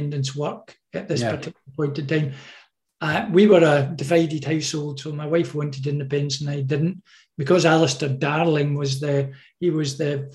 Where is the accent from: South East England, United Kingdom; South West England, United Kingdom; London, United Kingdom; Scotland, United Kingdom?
Scotland, United Kingdom; Stirling; I was born in a tenement flat across from Stirling Bridge, which in 1297 we beat the English, and then we moved to a council estate, and 100 yards from that was the Battle of Bannockburn